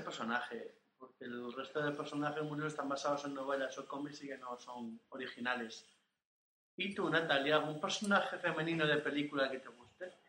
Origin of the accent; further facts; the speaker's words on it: Asturias, Spain; soy asturiano